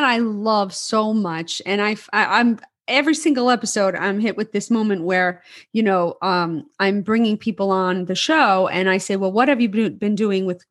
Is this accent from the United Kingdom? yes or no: no; New York City, New York, United States; growing up in New York City, we would go out dancing till 4 in the morning